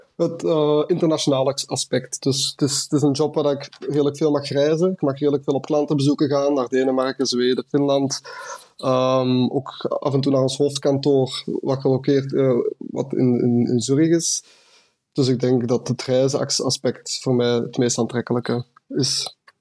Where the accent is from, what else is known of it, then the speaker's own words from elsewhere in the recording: Westerlo, Flanders, Belgium; moved away as an adult; also born or lived in Ghent; now in Munich, Germany; ik kom oorspronkelijk uit Westerlo, Vlaanderen